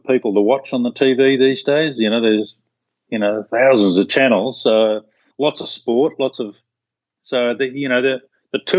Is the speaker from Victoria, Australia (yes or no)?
no; Sydney, New South Wales, Australia; I grew up in Sydney.